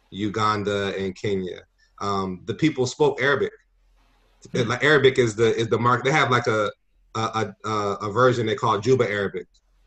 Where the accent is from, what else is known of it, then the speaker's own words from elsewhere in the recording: Severn, Maryland, United States; moved away as an adult; now in Baltimore, United States; So I grew up in a town called Severn, Maryland. Severn, Maryland is a small town a couple stones throws from the BWI airport. It's about 8-9 miles from downtown Baltimore.